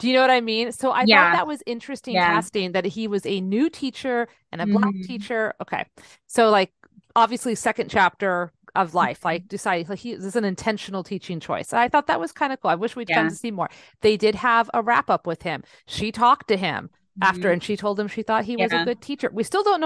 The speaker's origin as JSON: {"language": "English", "town": "San Jose", "region": "California", "country": "United States", "tie": "born or raised there", "said": "I grew up in San Jose"}